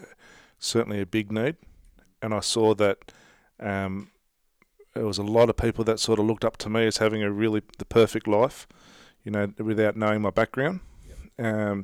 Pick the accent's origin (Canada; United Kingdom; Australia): Australia; that's a big part of being Australian, is being able to take the proverbial out of each other.